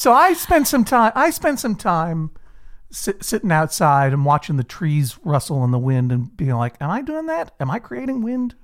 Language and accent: English; Brookline, Massachusetts, United States; born or raised there